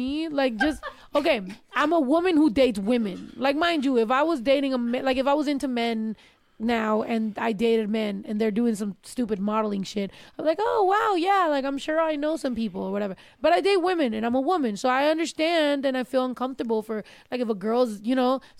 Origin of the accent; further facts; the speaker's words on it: California, United States; also born or lived in Texas; Like, I was from California. I lived in Texas.